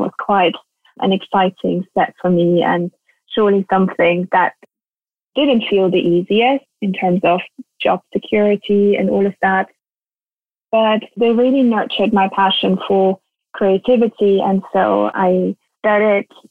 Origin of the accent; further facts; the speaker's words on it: northern Bavaria, Germany; I grew up in Bavaria in the countryside in a tiny little village in the northern part of Bavaria